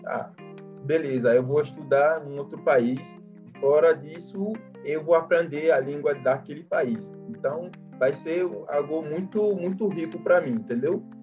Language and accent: Portuguese; Benin; Portuguese is a second language; now in Brazil; eu sou do Benin, faço o curso de administração na UFOB